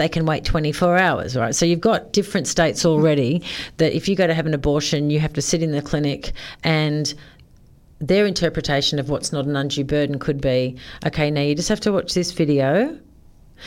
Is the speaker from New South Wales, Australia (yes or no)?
yes; Sydney, New South Wales, Australia; I grew up in Sydney